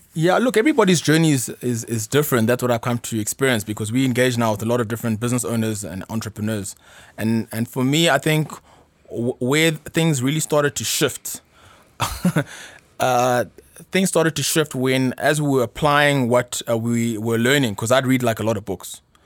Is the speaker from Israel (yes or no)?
no; South Africa; also born or lived in Ghana / Pretoria; I obviously grew up uh, in South Africa